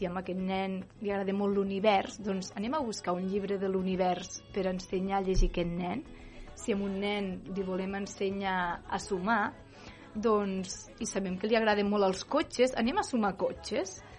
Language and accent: Catalan; Calaf, Catalonia, Spain; Jo vinc de Calaf.